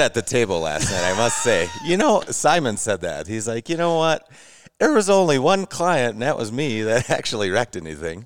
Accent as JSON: {"language": "English", "town": "Eagle River", "region": "Wisconsin", "country": "United States", "said": "I'm from Eagle River, Wisconsin."}